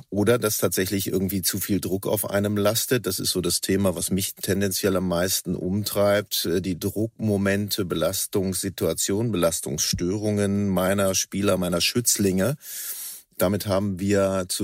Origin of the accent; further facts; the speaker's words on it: Northern Germany, Germany; born there; now in Cologne, Germany; ich bin gebürtiger Norddeutscher, inzwischen angekommen in Köln, hier wohnhaft und hier arbeitend.